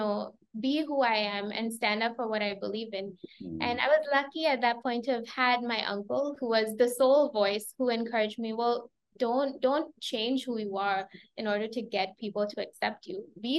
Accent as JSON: {"language": "English", "town": "Chennai", "region": "Tamil Nadu", "country": "India", "tie": "born there", "also_born_or_lived": "Myanmar / Sri Lanka", "said": "I was born in India, in Chennai, but my parents are Burmese and Sri Lankan. Mm. As a result, I grew up across these three countries, being a little bit of a third culture kid"}